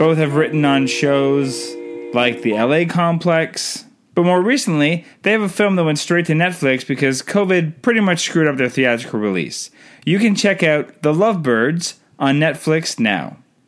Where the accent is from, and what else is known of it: Canada